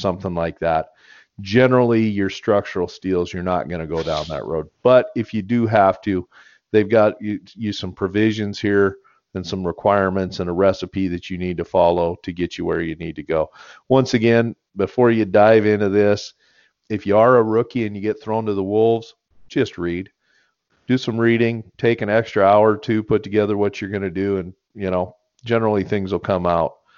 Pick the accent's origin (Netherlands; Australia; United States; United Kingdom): United States; born or raised there